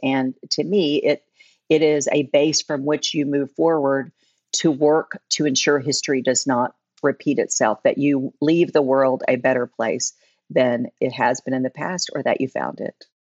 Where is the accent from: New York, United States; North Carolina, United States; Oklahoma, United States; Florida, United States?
Oklahoma, United States; now in Tulsa, United States; I grew up in Oklahoma. I moved to Tulsa uh, in the early 80s